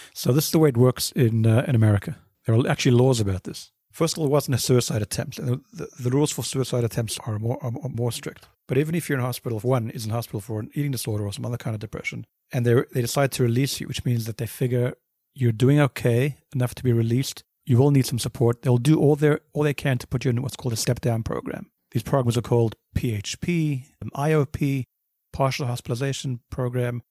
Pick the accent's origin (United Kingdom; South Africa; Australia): South Africa; Johannesburg, Gauteng; moved away as an adult; also born or lived in Cape Town, South Africa / Brooklyn / New Jersey / New Haven; now in United States; I was born in Cape Town. Grew up in Johannesburg.